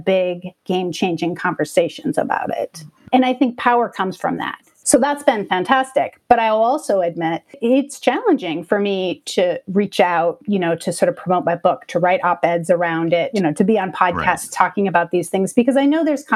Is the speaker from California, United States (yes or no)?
no; Minnesota, United States; now in Austin, United States; I grew up in Minnesota